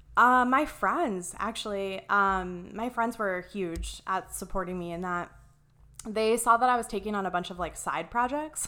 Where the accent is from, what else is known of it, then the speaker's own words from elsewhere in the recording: Ohio, United States; moved away as an adult; also born or lived in Columbus, Ohio; now in Arizona, United States; I'm originally from Ohio. Um, I went to, uh, well, I grew up in this really, really tiny, like, super small town.